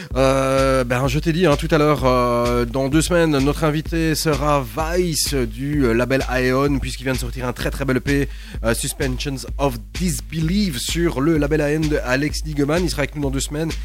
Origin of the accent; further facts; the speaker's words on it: Belgium; on revient chez nous en Belgique